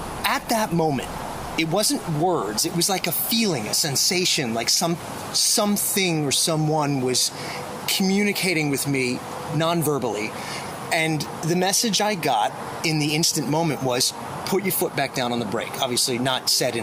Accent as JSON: {"language": "English", "area": "Long Island", "region": "New York", "country": "United States", "tie": "born or raised there", "moved": "yes", "said": "I'm from New York, and I grew up on Long Island, which is about a 45-minute drive from New York City, but it's still part of New York."}